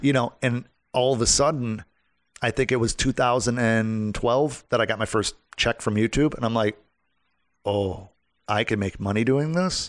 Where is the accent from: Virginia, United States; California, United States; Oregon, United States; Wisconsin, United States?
Wisconsin, United States; now in Orlando, United States; when I was from Wisconsin